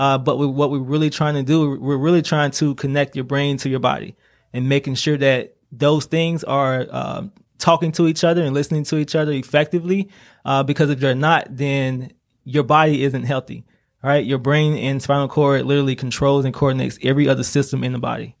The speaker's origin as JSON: {"language": "English", "area": "Laurel", "region": "Mississippi", "country": "United States", "also_born_or_lived": "Atlanta, Georgia", "moved": "as an adult", "lives_now": "Greenville, United States", "said": "I'm originally from Laura, Mississippi"}